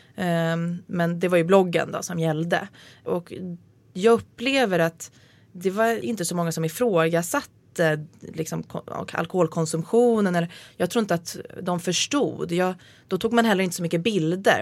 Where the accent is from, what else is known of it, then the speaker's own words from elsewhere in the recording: Nacka, Stockholm County, Sweden; jag hade min första fylla vid sjön i, där jag bodde